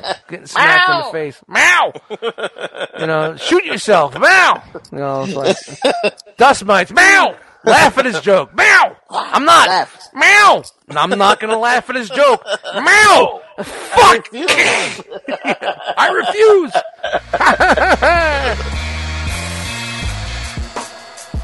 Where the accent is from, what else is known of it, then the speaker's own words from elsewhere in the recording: New York City, New York, United States; I grew up in Brooklyn in the 70s and 80s